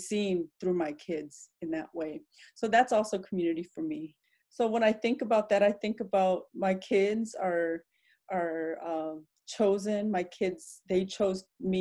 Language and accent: English; Madison, Wisconsin, United States; also born or lived in Laos / Thailand / Philadelphia; as a refugee kid growing up in Madison